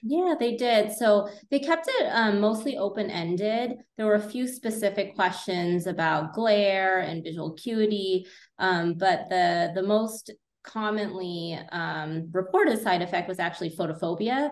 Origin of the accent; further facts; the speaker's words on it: California, United States; moved away as an adult; now in Illinois, United States; I am originally from California, went to Berkeley, and then did a residency in cornea contact lens at the Illinois College of Optometry